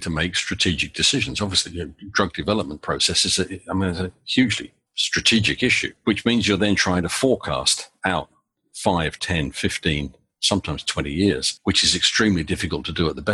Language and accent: English; United Kingdom; now in United States; As is fairly obvious from my accent, I'm British originally